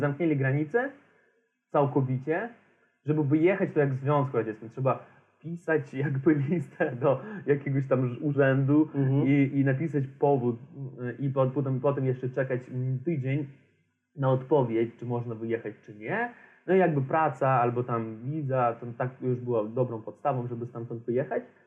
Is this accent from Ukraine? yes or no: no; Transnistria, Moldova; Polish is a second language; moved away; ja pochodzę z Naddniestrza